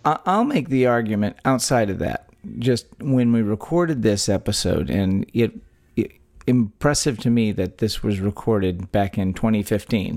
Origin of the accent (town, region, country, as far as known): Texas, United States; born or raised there